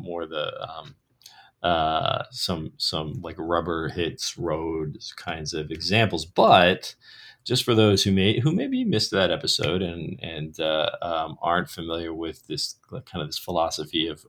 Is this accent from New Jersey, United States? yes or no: yes; New Jersey, United States; I was growing up in New Jersey